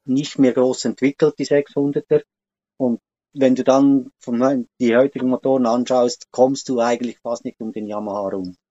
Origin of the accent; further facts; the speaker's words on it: Switzerland; bei uns in der Schweiz